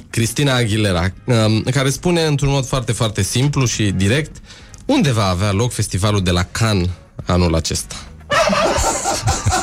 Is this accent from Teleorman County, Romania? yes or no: yes; Alexandria, Teleorman County, Romania; am crescut în Alexandria